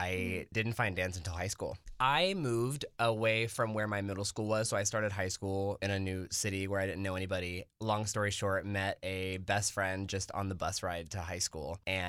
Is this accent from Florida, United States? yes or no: yes; Lake Helen, Florida, United States; I was born and raised in Florida. I'm from a really small city called Lake Helen, very close to Daytona Beach